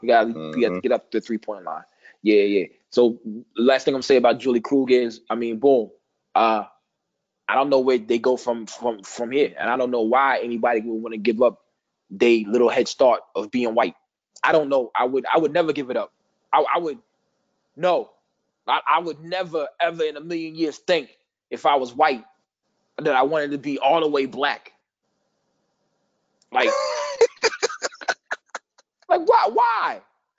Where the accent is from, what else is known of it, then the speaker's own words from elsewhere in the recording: Midwest, United States; I'm from the Midwest. I don't claim New York. I just act like that shit. But everybody know I ain't from there.